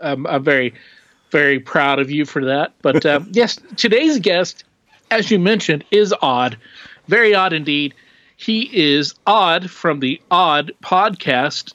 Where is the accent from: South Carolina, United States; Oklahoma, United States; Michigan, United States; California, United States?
Oklahoma, United States; We grew up in Oklahoma.